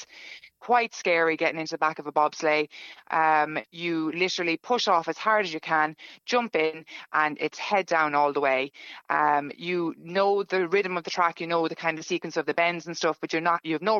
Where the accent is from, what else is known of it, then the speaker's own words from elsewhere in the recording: Ireland; now in Stockholm, Sweden; being the Irish that we were